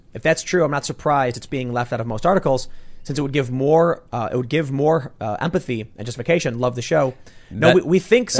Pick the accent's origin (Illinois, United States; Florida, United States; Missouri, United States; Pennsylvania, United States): Illinois, United States; Chicago; And I'm from Chicago.